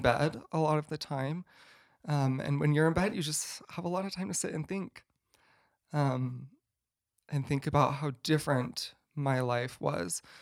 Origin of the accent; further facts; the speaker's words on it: Boise, Idaho, United States; I grew up in Boise, Idaho, so just not too far away